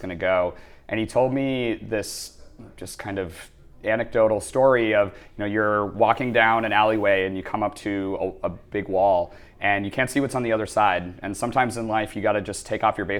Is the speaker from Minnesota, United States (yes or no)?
yes; Minnesota, United States; accent: tiny twinge of Fargo; moved away as an adult; also born or lived in Boston; now in New York, United States; So I grew up in Minnesota, which if you're not familiar with the United States, most people know of that as the frozen north portion of the country. And I grew up in a relatively rural area.